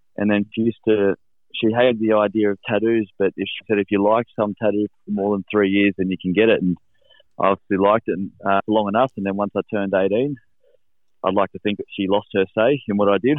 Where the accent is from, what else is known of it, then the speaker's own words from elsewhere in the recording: Helensburgh, New South Wales, Australia; also born or lived in Penrith; I'm from from Helensburgh, uh, which is it's in the Illawarra Illawarra Rugby League region